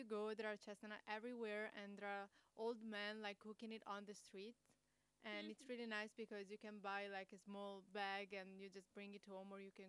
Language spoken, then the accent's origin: English; Tuscany, Italy; moved away; where I'm from in Italy, I'm from Tuscany